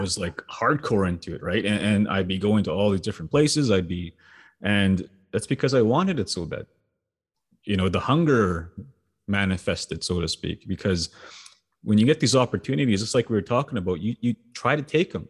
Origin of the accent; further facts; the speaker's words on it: Sweetgrass First Nation, Saskatchewan, Canada; growing up in Sweetgrass